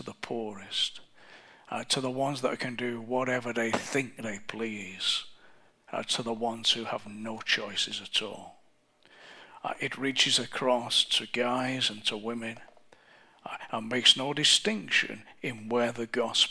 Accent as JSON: {"language": "English", "region": "England", "country": "United Kingdom", "said": "I'm English"}